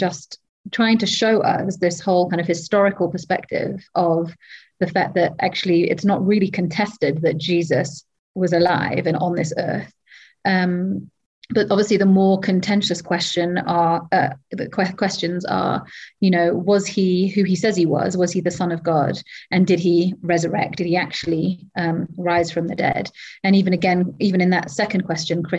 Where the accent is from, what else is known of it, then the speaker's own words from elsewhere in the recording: Wales, United Kingdom; moved away as an adult; now in Kenya; I am not English, I am Welsh